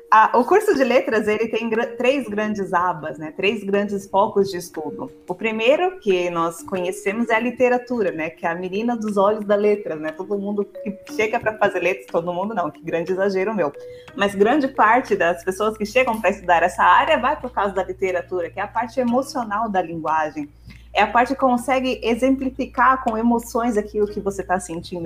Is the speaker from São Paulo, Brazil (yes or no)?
yes; São Paulo, Brazil; Eu e o Eric nós somos, nós somos paulistas